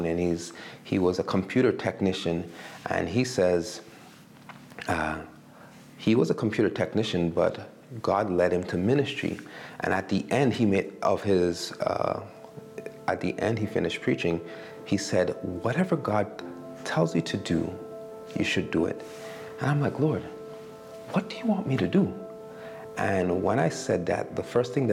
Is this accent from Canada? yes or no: yes; Montreal, Quebec, Canada; moved away as an adult; also born or lived in Alberta; now in Winnipeg, Canada; I grew up in Montreal